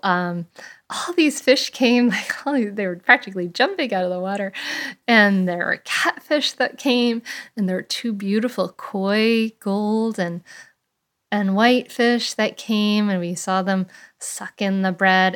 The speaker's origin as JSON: {"language": "English", "town": "Bristol", "region": "Rhode Island", "country": "United States", "tie": "born or raised there", "said": "I grew up with in Bristol, Rhode Island"}